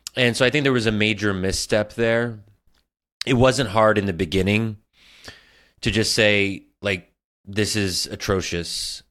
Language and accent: English; United States; I'm American